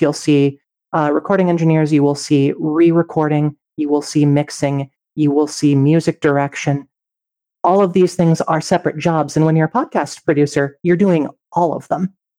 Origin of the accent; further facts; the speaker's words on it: Colorado, United States; Growing up in Colorado